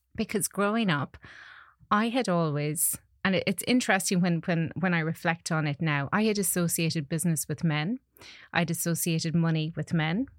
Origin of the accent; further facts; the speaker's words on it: Connacht, Ireland; growing up in Ireland